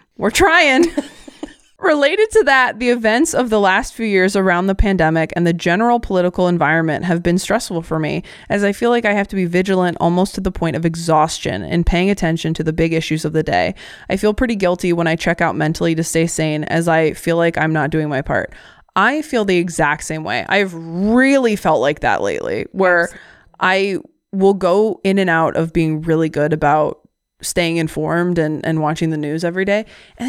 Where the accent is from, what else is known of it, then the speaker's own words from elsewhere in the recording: Uniontown, Ohio, United States; that's right down the road from where I grew up in Uniontown and in the same county. I've heard people say that Ohio is a great place to be from